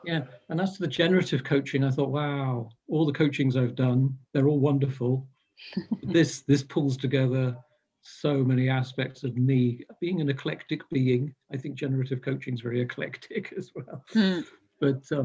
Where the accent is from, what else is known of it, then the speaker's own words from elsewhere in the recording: England, United Kingdom; moved away as an adult; now in Canada; I'm English, but I've been in Canada for the last 5 years.